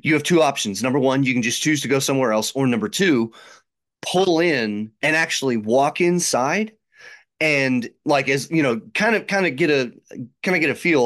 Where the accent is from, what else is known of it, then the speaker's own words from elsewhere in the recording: Chicago, Illinois, United States; now in Tennessee, United States; growing up in Chicago